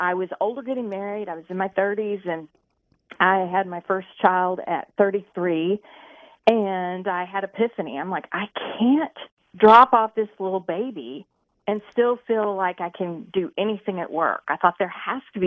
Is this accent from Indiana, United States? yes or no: yes; Indianapolis, Indiana, United States; I was raised in Indianapolis area